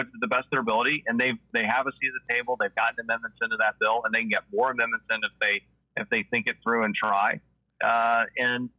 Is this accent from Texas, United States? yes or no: yes; Texas, United States; me as a Texan